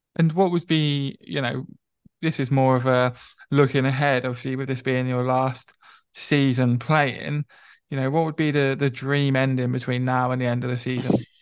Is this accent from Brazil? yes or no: no; Reading, South East England, United Kingdom; moved away; where I grew up in Reading, I knew him as the kid who was in the year above me at school.